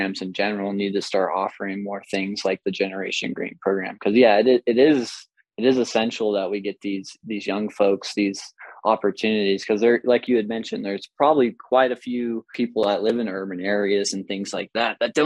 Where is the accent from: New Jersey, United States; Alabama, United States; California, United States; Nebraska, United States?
California, United States; Placerville; I grew up in Pollock Pines, Placerville, Georgetown area.